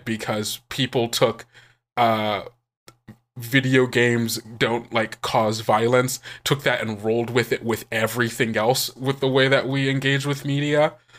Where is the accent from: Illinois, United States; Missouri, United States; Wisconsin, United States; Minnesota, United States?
Missouri, United States; St. Louis; I am originally from Saint Louis, Missouri.